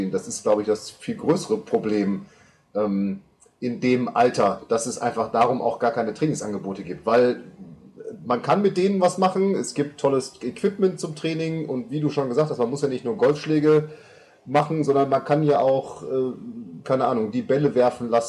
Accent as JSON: {"language": "German", "town": "Münster", "region": "North Rhine-Westphalia", "country": "Germany", "tie": "born or raised there", "said": "also ich komme ursprünglich aus Münster"}